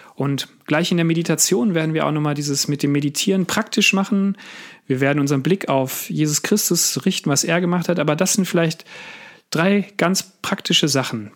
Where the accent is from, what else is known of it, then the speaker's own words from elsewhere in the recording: Sauerland, North Rhine-Westphalia, Germany; Ich bin in Westfalen aufgewachsen, im Sauerland habe dort meine Kindheit und meine Jugend verbracht